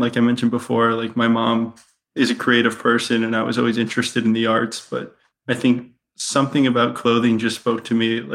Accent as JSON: {"language": "English", "area": "outside of Detroit", "region": "Michigan", "country": "United States", "tie": "born or raised there", "moved": "yes", "said": "I'm from outside of Detroit."}